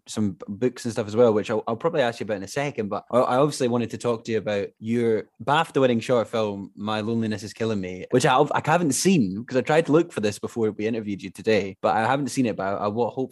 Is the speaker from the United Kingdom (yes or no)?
yes; Glenrothes, Scotland, United Kingdom; moved away; my hometown of Glenrothes